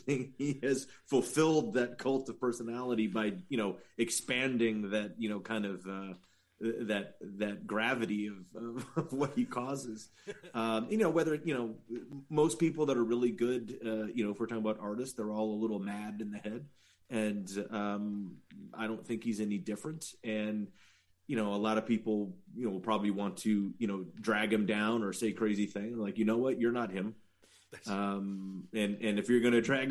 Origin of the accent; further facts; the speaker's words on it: the Valley, California, United States; I'm from the Valley